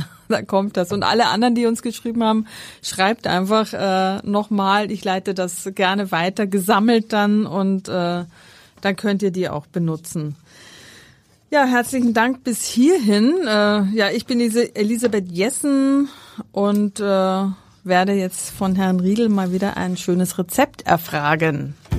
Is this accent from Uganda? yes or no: no; Schärding, Upper Austria, Austria; moved away; Das ist meine Heimat dort